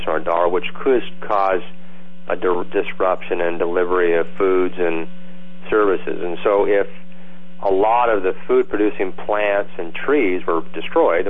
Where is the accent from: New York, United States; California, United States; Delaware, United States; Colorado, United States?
California, United States; moved away; I grew up in California